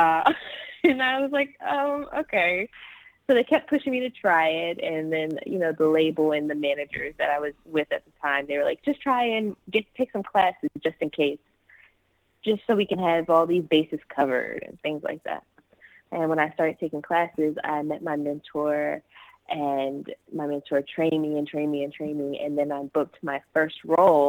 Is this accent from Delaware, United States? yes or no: yes; Seaford, Delaware, United States; now in Los Angeles, United States; I'm originally from Seaford, Delaware.